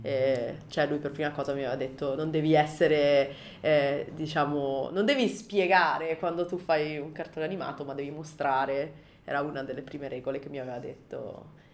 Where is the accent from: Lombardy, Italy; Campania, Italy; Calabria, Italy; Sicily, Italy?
Lombardy, Italy; Milan; moved away as an adult; now in Japan; Io sono di Milano